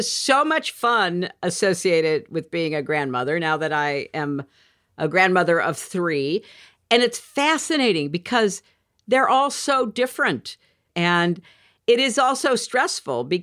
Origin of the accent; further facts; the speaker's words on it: United Kingdom; And as a Brit, James, you know, one of the things that I did last winter